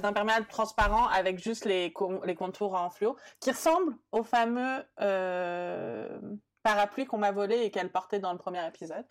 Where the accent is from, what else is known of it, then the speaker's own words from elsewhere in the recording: France; also born or lived in Brussels; né et grandi en France